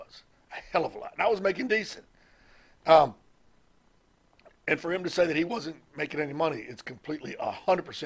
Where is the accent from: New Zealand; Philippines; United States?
United States; Mississippi; I'm from Mississippi.